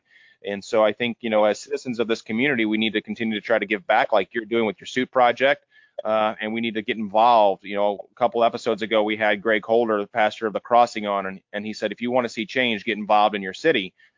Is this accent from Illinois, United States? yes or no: yes; Edwardsville, Illinois, United States; moved away as an adult; now in St. Louis, United States; I grew up in Edwardsville, Illinois. I moved to St. Louis a couple of years ago, but always really have worked in St. Louis.